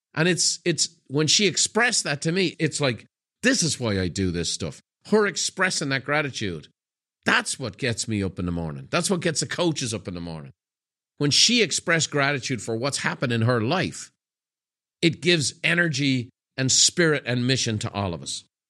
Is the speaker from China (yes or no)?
no; Ireland; the culture I grew up in Ireland. Irish people, wh-, when I was growing up in the sixties, seventies, and eighties